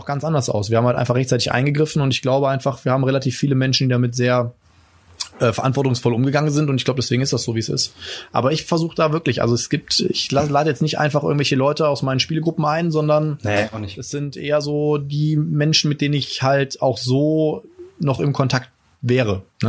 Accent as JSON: {"language": "German", "country": "Germany", "said": "bei uns in Deutschland"}